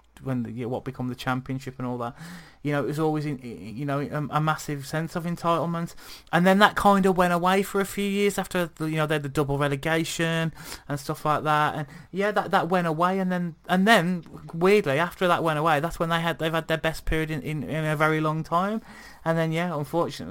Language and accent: English; Wolverhampton, West Midlands, United Kingdom; moved away; also born or lived in Birmingham; I'm from Wolverhampton originally